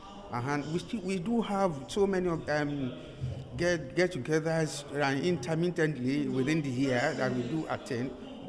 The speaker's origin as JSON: {"language": "English", "country": "Nigeria", "moved": "yes", "lives_now": "Canterbury, New Zealand", "said": "I'm in Nigerian"}